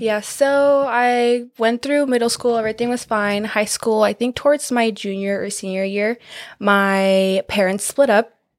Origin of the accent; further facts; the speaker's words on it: California, United States; I am from California.